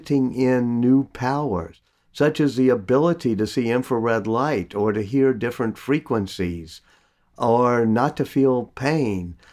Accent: New Orleans, Louisiana, United States; I also love creating businesses in my hometown of New Orleans

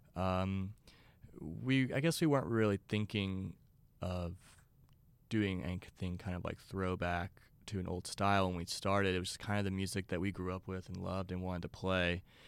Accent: Beaumont, Texas, United States; it's called Beaumont, Texas

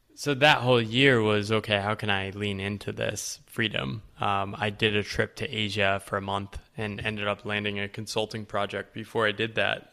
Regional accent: Connecticut, United States; So I was born in Connecticut. Uh, the woodsy part of Connecticut. So, kinda grew up small town

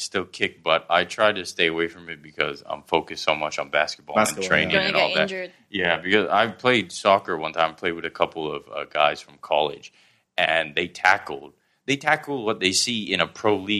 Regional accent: Southern Thailand, Thailand; also born or lived in Pakistan; now in Bangkok, Thailand; my dad's Irish, my mom's Thai, but I grew up down south and I live in Bangkok.

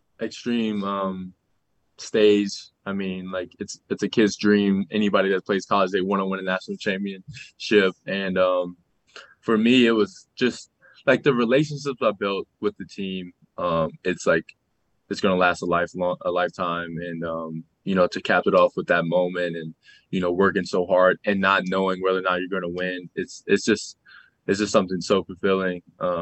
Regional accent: New Orleans, Louisiana, United States; I'm from New Orleans, so it's hot, and you're sweating as soon as you get outside.

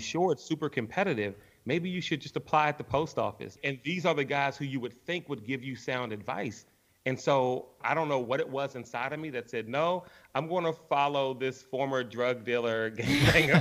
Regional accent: Washington, District of Columbia, United States; born and raised in Washington, D.C., in Northeast.

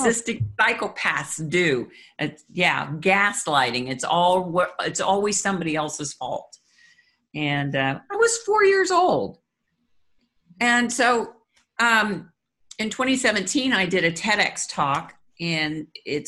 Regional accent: Kansas City, Missouri, United States; moved away as an adult; now in Florida, United States; Kansas City is our hometown

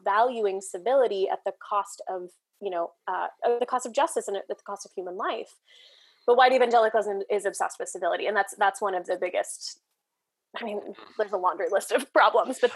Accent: outside St. Louis, Missouri, United States; I grew up outside St. Louis

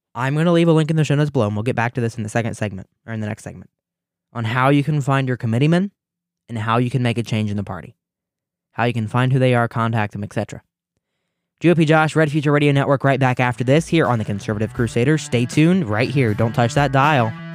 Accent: Ohio, United States; Ohio, my home state

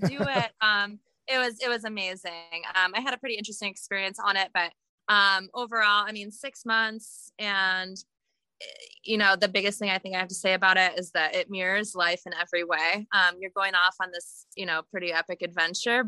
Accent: Lake Placid, New York, United States; moved away as an adult; also born or lived in Buffalo, New York; now in Bend, United States; I'm originally from the East Coast, Lake Placid, New York, and born in Buffalo

